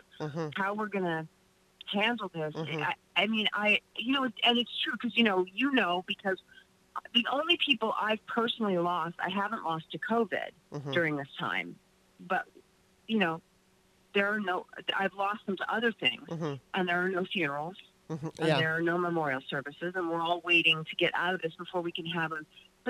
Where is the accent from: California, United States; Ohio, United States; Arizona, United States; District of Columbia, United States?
California, United States; Los Angeles; I live in North Hollywood and I grew up here. This is my town.